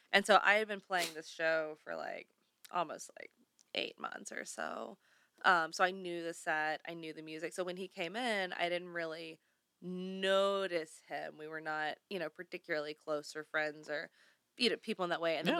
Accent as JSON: {"language": "English", "area": "the South", "region": "Southern United States", "country": "United States", "moved": "yes", "lives_now": "Los Angeles, United States", "said": "I'm an expat debutante, runaway Southern Belle"}